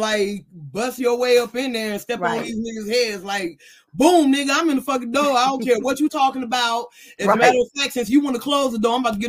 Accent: Chicago, Illinois, United States; now in Dallas, United States; I am originally from Chicago, Illinois, the South Side, what they would call the Wild Hunnets. But I've been in Dallas for about 12, 13 years now.

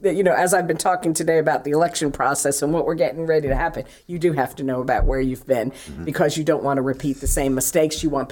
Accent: New York, United States; now in New Bern, United States; I was born and raised in New York.

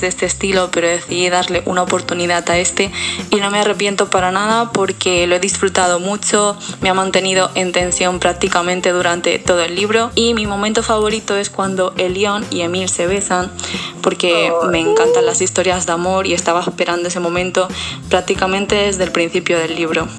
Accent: Elche, Valencian Community, Spain; soy de Elche

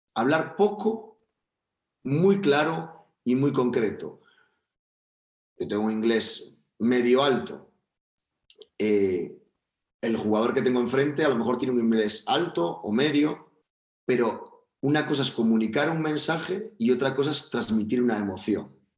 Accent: Spain; also born or lived in Valencia

